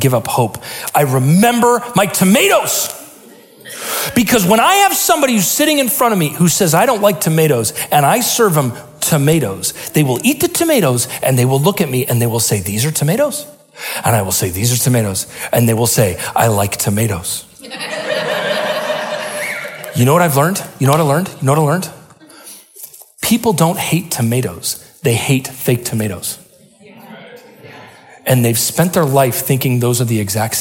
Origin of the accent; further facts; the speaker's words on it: Salem, Oregon, United States; Where I grew up in Salem, it rained all the time